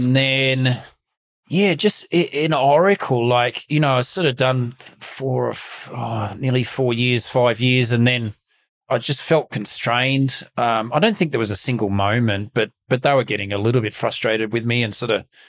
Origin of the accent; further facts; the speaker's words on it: Melbourne, Victoria, Australia; Growing up in Mount Waverley, which was pretty, you can't get much more sort of middle class than Mount Waverley.